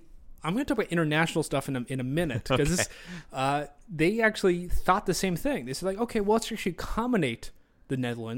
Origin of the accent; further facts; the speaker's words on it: Australia; accent: Australian; That's just my Australian accent.